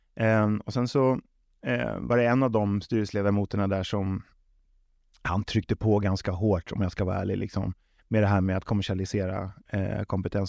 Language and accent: Swedish; Stockholm, Stockholm County, Sweden; moved away as an adult; also born or lived in Småland / Västervik / Trelleborg / Malmö; jag är uppväxt på tunnelbanan